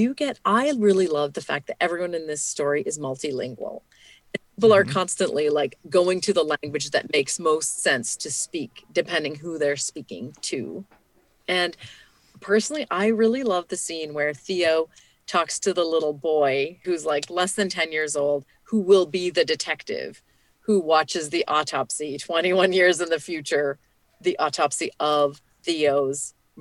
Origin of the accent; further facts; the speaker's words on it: Canada; now in United States; as a Canadian who lives in the U.S.